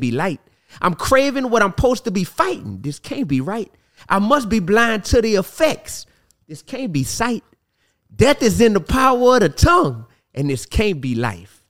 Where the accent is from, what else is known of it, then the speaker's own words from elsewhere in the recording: New Orleans, Louisiana, United States; I'm from New Orleans